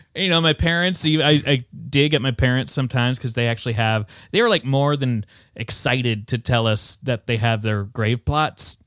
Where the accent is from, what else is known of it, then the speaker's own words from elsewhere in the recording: Ames, Iowa, United States; I come from Ames